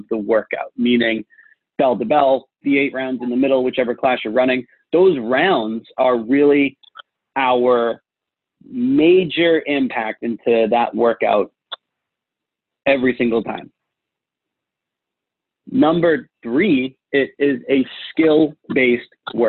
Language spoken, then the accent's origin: English; Boston, Massachusetts, United States; I'm from Boston